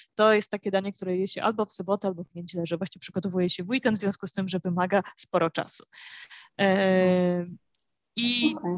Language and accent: Polish; Warsaw, Masovian Voivodeship, Poland; moved away as an adult; now in Santa Maria, Cape Verde; jestem z Warszawy